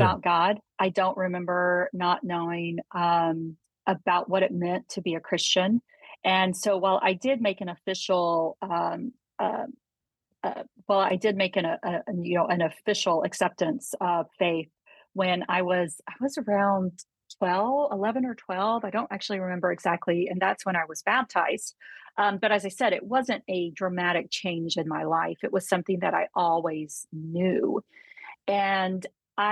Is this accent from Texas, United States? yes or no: yes; Texas, United States; we moved around a lot when I was little. And settled in Texas. Both my parents are Texans, and so I identify as a Texan